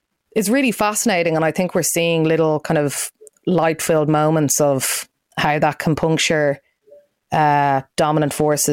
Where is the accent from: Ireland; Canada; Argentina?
Ireland